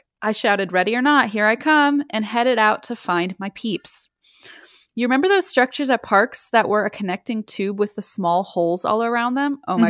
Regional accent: Iowa, United States; I was born and raised in Iowa, and most of my family lives in Iowa, too.

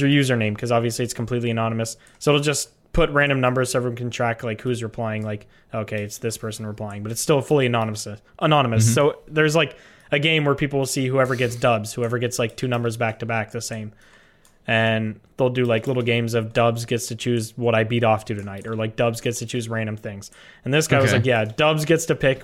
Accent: Canada; I'm Canadian

